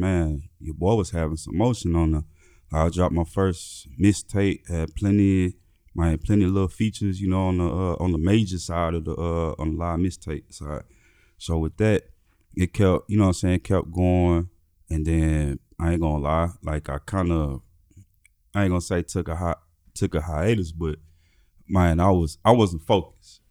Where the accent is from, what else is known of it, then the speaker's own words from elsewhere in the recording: Memphis, Tennessee, United States; moved away; also born or lived in Nebraska; Growing up in Memphis